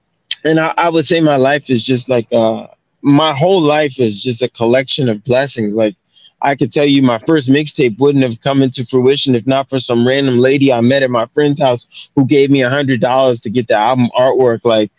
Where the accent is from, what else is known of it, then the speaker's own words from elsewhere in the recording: Baltimore, Maryland, United States; because I grew up in Baltimore in elementary.